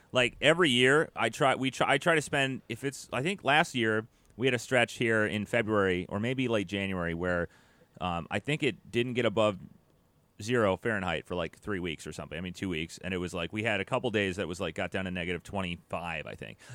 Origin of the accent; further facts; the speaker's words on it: United States; we're American here.